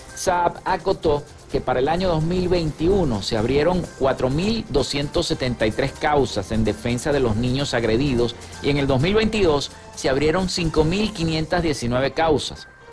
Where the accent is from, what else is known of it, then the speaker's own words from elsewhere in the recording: Zulia, Venezuela; nuestro estado Zulia